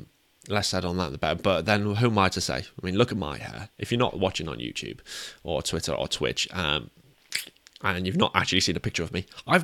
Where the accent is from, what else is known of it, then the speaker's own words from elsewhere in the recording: England, United Kingdom; we're English.